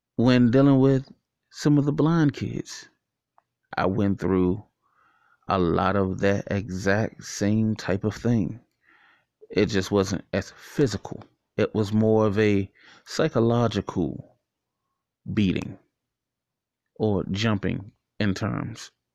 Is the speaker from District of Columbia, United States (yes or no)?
yes; Washington, District of Columbia, United States; when I was younger, growing up in Washington, D C, going to John Tyler Elementary School